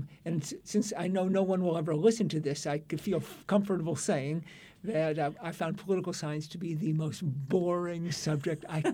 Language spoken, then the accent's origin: English; St. Louis, Missouri, United States; also born or lived in Effingham, Illinois; Then we moved to St. Louis, and I grew up in St. Louis